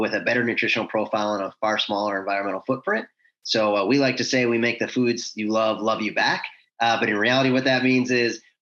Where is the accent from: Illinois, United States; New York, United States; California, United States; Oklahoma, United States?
New York, United States; moved away as an adult; also born or lived in Connecticut / Chicago; now in Charlotte, United States; originally born and raised in New York. Grew up there most of my life